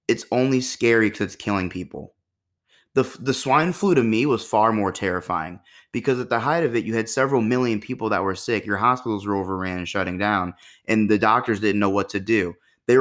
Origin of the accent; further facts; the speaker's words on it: United States; as an American